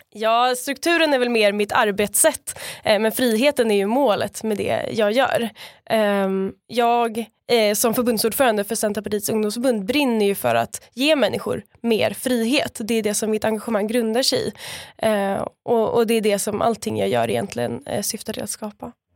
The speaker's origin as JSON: {"language": "Swedish", "area": "Stockholm area", "region": "Stockholm County", "country": "Sweden", "moved": "as an adult", "lives_now": "Skåne, Sweden", "said": "jag kommer ju från början från eh, Stockholmsområdet"}